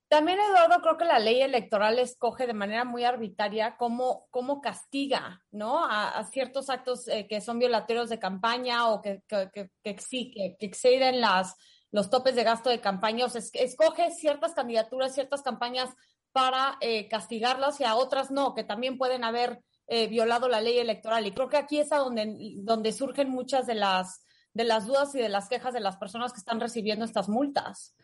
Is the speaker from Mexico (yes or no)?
yes; Mexico; somos los mexicanos.